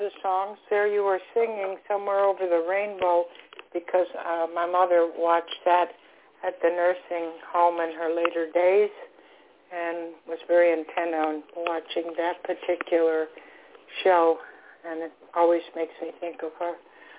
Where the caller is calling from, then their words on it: Florida, United States; I'm calling from Florida.